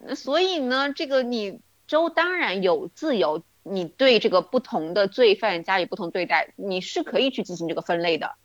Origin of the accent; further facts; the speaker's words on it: China; 我们中国人的说法嘛